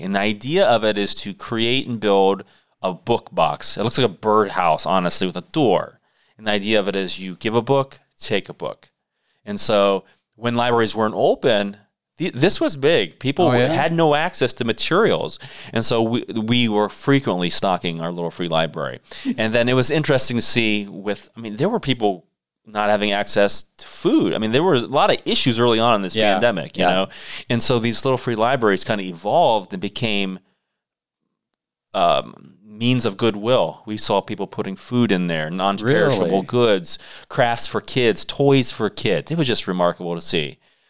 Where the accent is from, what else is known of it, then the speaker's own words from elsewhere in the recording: Beach City, Ohio, United States; I grew up in Beach City, and so our big rival was, I went to Fairless High School, was Tuslaw.